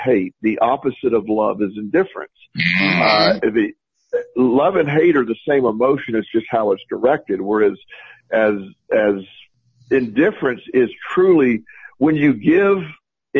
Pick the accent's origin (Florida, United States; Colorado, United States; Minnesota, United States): Florida, United States; Plant City; my hometown, is Plant City, Florida, and we grew up where super conservative